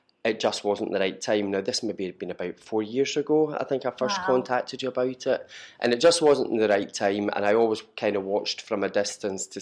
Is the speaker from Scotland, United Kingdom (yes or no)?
yes; Perth, Scotland, United Kingdom; moved away as an adult; now in Glasgow, United Kingdom; I'm originally from Perth